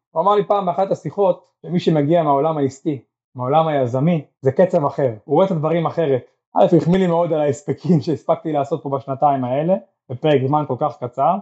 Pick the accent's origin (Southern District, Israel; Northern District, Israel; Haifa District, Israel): Southern District, Israel; Eshkol Regional Council; גם אני גדלתי פה, גרתי פה